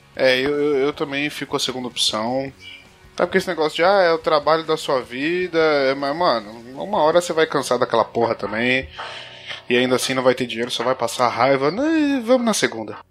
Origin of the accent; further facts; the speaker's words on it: São Paulo, Brazil; eu sou de São Paulo